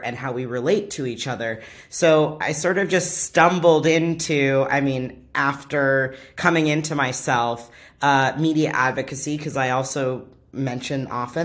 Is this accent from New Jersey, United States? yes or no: no; Orange County, California, United States; growing up in Orange County, California